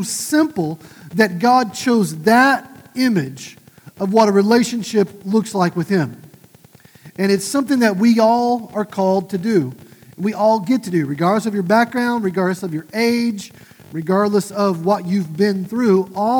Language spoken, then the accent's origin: English; just south of Tulsa, Oklahoma, United States; my hometown, just south of Tulsa